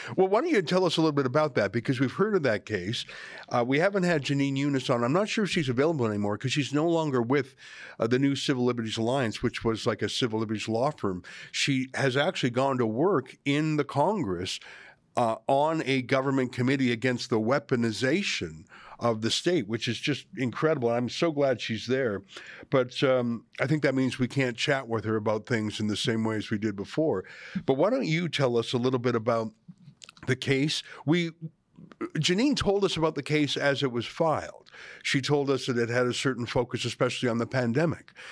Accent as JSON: {"language": "English", "country": "Canada", "tie": "born or raised there", "said": "I'm a Canadian, born and bred"}